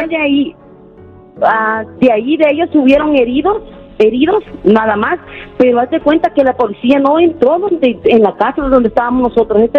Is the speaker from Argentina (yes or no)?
no; El Salvador; moved away as an adult; now in United States; Yo salí del Salvador por problemas ah, familiares.